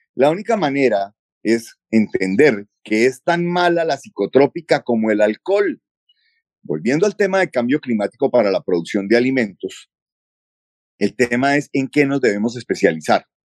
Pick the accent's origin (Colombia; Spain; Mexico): Colombia